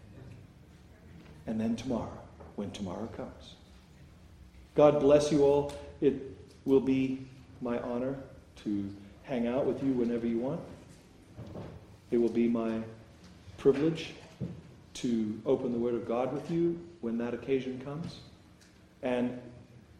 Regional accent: South Africa; my home country of South Africa

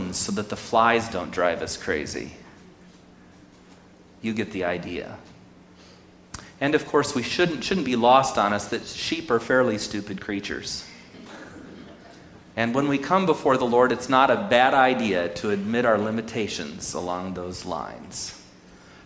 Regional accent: Sonora, California, United States; whose fabulous mother I grew up with in Sonora

